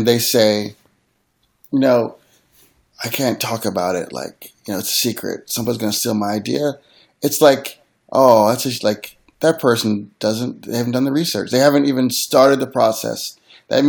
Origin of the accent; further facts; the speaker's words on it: Philadelphia, Pennsylvania, United States; I'm from Philly